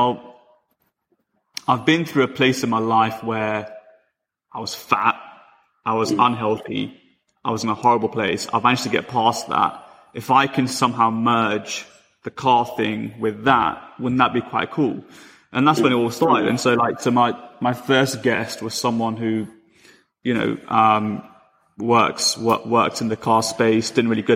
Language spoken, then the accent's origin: English; London, United Kingdom; I'm from London